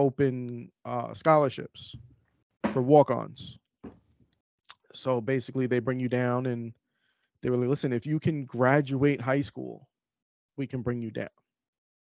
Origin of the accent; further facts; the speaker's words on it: New York City, New York, United States; growing up in Queens, New York, it's a very diverse area.